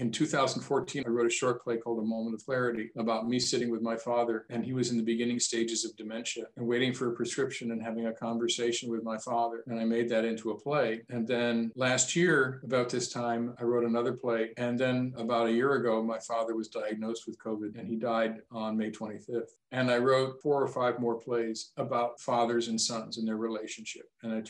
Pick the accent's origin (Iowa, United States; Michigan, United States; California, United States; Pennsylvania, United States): Michigan, United States; where I grew up, as you can probably tell a little bit by my accent, I was influenced by living close to Canada and finding out about that different part of the world too, as well, spending years in Northern Michigan.